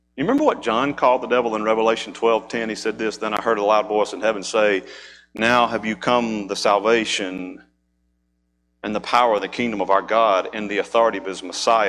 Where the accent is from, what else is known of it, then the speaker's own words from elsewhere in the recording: Mississippi, United States; moved away; being from Mississippi, there are times that we go home. That's what I still call home